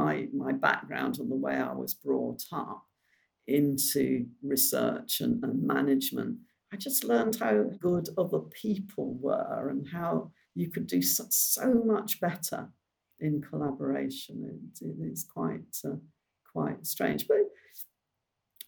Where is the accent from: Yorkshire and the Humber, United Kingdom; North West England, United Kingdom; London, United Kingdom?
North West England, United Kingdom; Bolton; also born or lived in Cheshire; I was brought up in near Bolton.